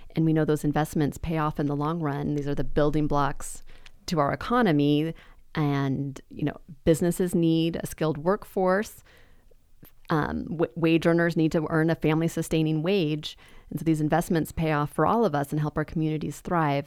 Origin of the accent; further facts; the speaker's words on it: Boise, Idaho, United States; I was born in District nineteen